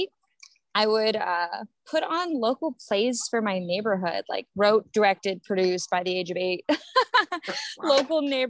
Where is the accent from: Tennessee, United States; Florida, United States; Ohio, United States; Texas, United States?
Ohio, United States; Akron; now in Los Angeles, United States; I'm originally from a town called North Hill in Northeast Ohio. It's part of a city called Akron